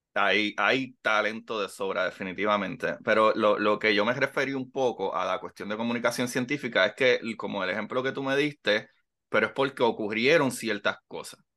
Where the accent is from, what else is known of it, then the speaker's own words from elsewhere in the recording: Puerto Rico; cuando nos vemos como puertorriqueños